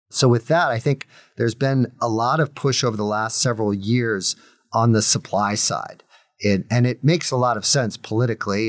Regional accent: United States; as an American

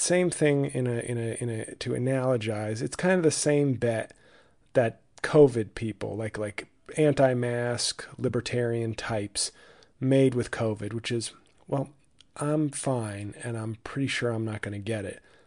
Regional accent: New York, United States; now in New Jersey, United States; I live in Jersey. I'm from New York.

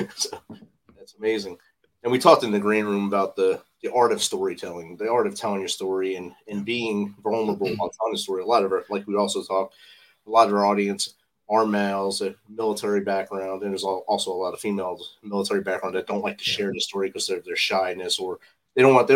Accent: New Jersey, United States; We both had little businesses growing up in New Jersey

